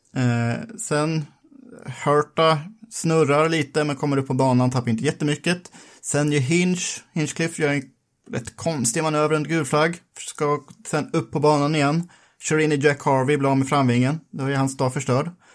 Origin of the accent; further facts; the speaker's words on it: Sweden; vi som svenskar